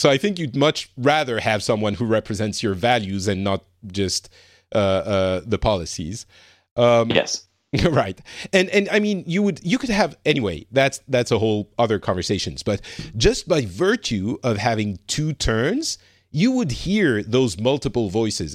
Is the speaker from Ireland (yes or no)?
no; France; I'm from France